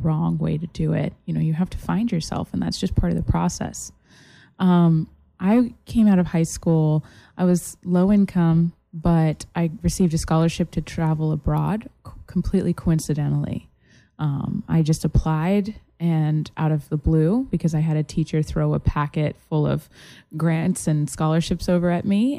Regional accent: Massachusetts, United States; also born or lived in South Italy; now in Florida, United States; I'm originally from Massachusetts.

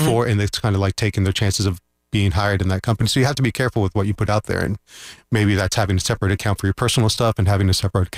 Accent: Orlando, Florida, United States; I grew up in Orlando. So I've been here since I was 3 years ago.

